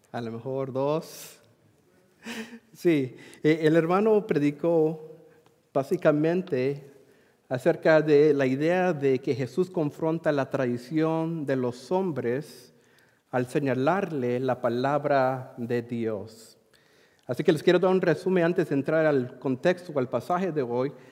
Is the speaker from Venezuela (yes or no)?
no; Madras, Oregon, United States; moved away; Eh, originalmente soy del área de Centro Oregón. Ah, quizás algunos de ustedes conocen mis padres, Irineo, Mónica Aguirre, de la congregación allí en Madras. Y hace mucho tiempo salí de Madras y me moví para allá a Missouri por un tiempo.